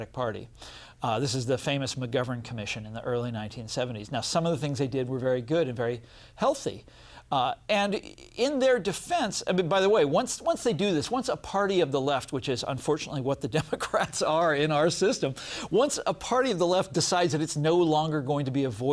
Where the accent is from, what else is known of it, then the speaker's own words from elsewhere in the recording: Kansas City, United States; I'm from Kansas City